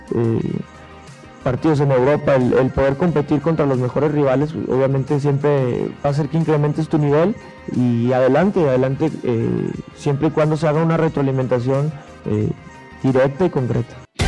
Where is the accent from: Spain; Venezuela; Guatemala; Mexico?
Mexico; nosotros como mexicanos